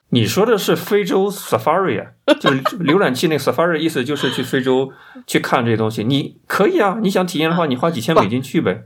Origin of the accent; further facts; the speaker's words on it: China; 这是我们中国人的潜意识、集体意识